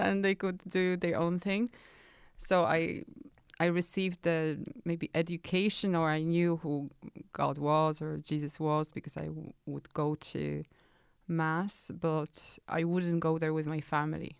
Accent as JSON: {"language": "English", "country": "Poland", "tie": "born or raised there", "moved": "yes", "said": "I grew up in Poland in nineteen eighties."}